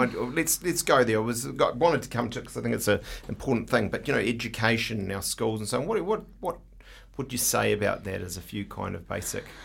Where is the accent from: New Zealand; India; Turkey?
New Zealand; I'm such a Kiwi bloke